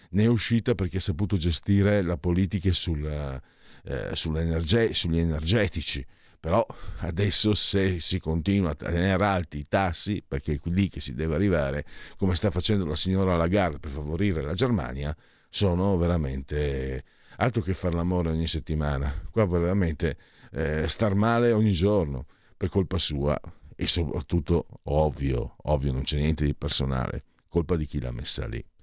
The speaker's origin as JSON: {"language": "Italian", "country": "France", "second_language": "Italian", "said": "Eh, io, io, sono francese, ma certe volte sono peggio loro, devo dire la verità, o siamo peggio noi, siamo considerato francese."}